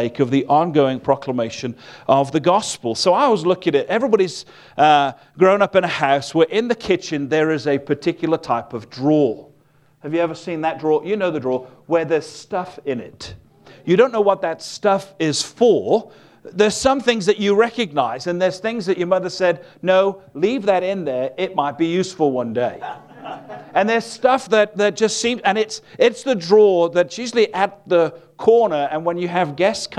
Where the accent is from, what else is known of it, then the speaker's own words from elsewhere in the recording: Wales, United Kingdom; I'm from a place called Wales, which is part of the United Kingdom